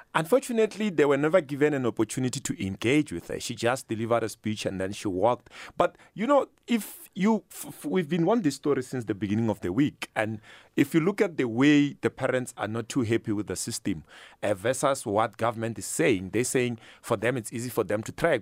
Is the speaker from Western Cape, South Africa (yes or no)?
no; Limpopo, South Africa; now in Gauteng, South Africa; I'm from Limpopo myself